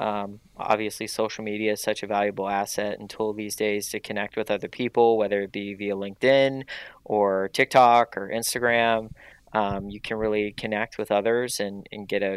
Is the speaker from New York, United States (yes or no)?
no; Pittsburgh, Pennsylvania, United States; now in Los Angeles, United States; I'm from Pittsburgh. I'm from a blue collar town